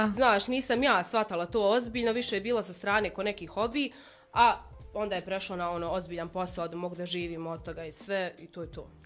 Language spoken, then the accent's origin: Croatian; Sudan; accent: Sudanese; moved away; also born or lived in Balkans; ja sam iz Sjevernog Sudana